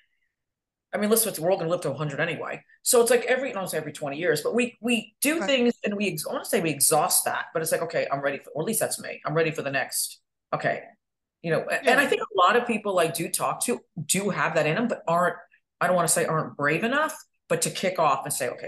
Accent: upstate New York, United States; moved away as an adult; now in Florida, United States; I'm from a small town, upstate New York

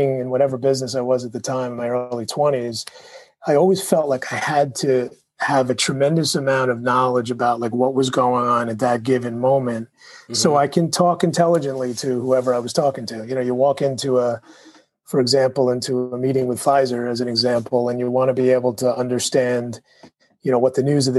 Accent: New York City, New York, United States; I was born in Brooklyn.

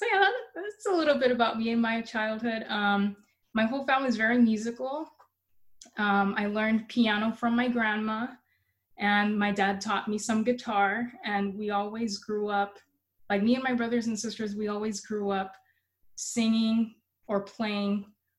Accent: Rialto, California, United States; My dad is Black. My mom is Filipina. And I grew up in Rialto, and I was raised there in Rialto until I joined the sisters. I'm homeschooled from K through 12

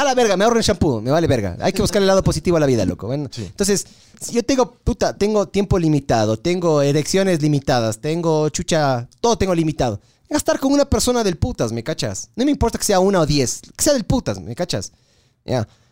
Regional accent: Ecuador; lo mal hinchas que somos los ecuatorianos

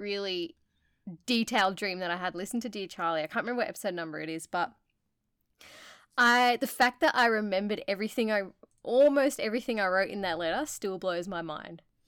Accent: Australia; we're from Australia

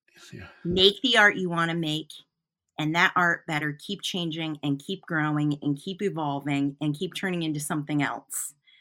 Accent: Newport, Vermont, United States; I'm a traveling artist, and, you know, I'm from Newport, Vermont. Newport, Vermont's where my home is, my house is.

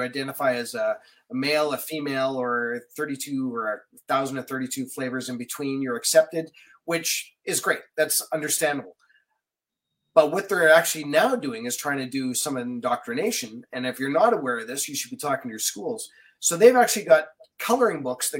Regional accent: Winnipeg, Manitoba, Canada; I grew up in Winnipeg

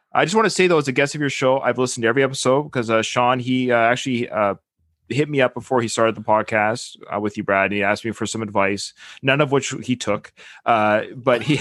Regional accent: Victoria, British Columbia, Canada; I was born in Victoria

